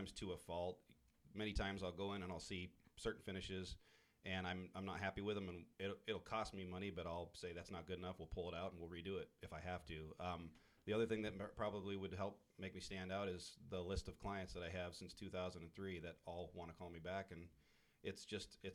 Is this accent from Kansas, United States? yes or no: no; Haines, Alaska, United States; I was born and raised in Southeast Alaska. I grew up in Haines.